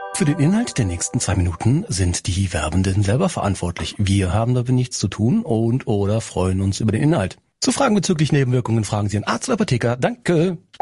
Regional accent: Kerpen, North Rhine-Westphalia, Germany; moved away; ich bin ja auch aus Garten da, wo der Michael Schumacher seine Gartbahn hat

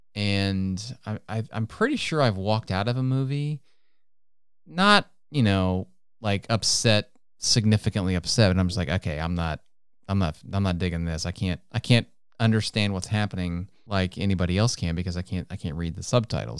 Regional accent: United States; first language English; I'm American, doggone it. That's all I speak is English

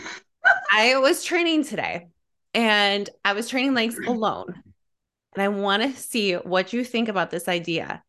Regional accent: Illinois, United States; born and raised in Illinois, blue collar family

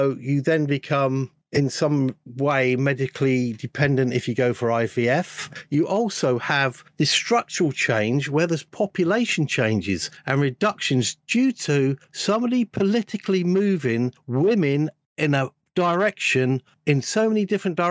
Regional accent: London, United Kingdom; moved away; I was brought up in London. I got out of there

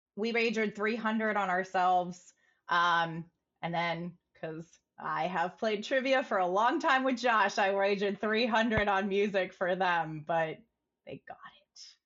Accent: St. Petersburg, Florida, United States; I hail from Saint Petersburg

